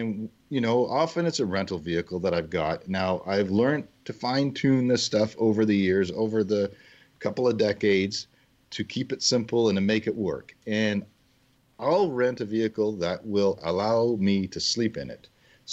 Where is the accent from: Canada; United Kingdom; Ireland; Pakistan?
Canada; as a Canadian